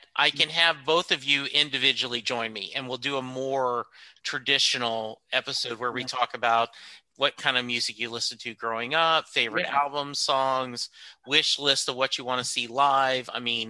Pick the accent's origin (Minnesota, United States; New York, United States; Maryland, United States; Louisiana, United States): Louisiana, United States; And Joe LeBlanc is one of the covers I'm chasing because I grew up in Louisiana.